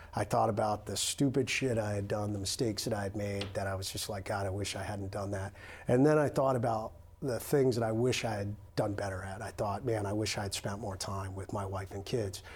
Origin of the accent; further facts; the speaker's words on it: United States; I'm an American